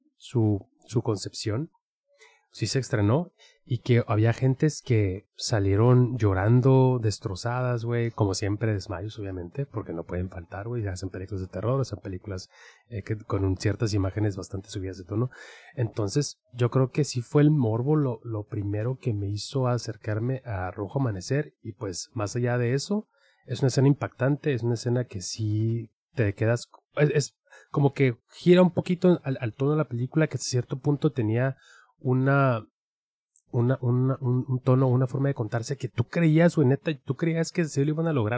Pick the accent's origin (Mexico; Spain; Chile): Mexico; nuestra identidad como mexicanos